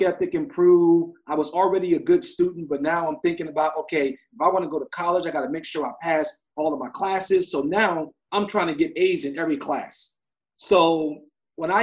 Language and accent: English; Newark, New Jersey, United States; I grew up in Newark, New Jersey